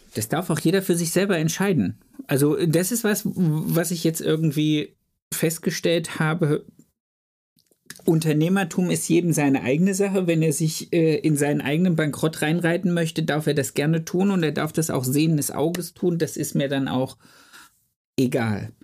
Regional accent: Germany; also born or lived in Ludwigsburg; bei uns in Deutschland

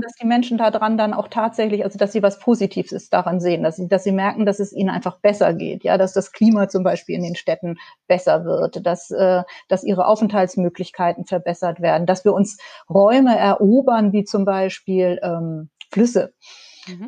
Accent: Hamburg, Germany; moved away as an adult; now in Dipperz, Germany; ich bin ja in Hamburg groß geworden

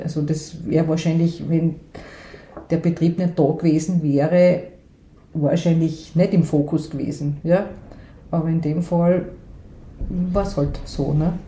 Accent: Graz, Styria, Austria; ich bin aufgewachsen in einer sehr, äh, sag jetzt einmal, behüteten Familie. Äh, wir, ich bin aus Graz ursprünglich

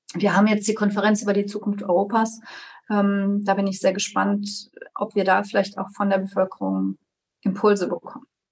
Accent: Trier, Rhineland-Palatinate, Germany; hier in meiner Heimatstadt Trier

